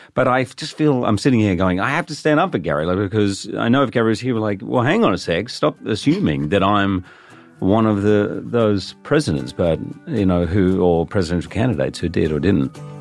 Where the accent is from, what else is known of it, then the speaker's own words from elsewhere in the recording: Australia; I'm actually Australian